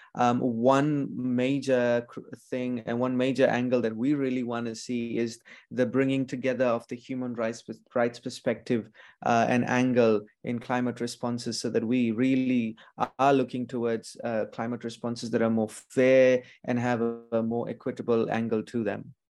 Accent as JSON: {"language": "English", "country": "Fiji", "said": "I'm from Fiji"}